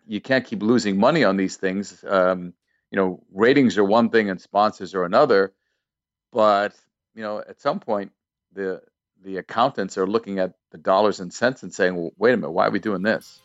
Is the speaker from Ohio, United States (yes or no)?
no; Waltham, Massachusetts, United States; growing up in the Boston area, Waltham, Massachusetts